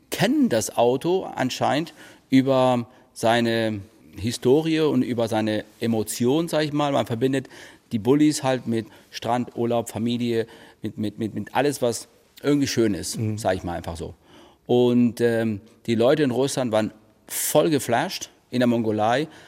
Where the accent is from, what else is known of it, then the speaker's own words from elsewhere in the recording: Spain; born there; Aber ich bin auch eigentlich kein richtiger Ire. Ich bin in Spanien geboren.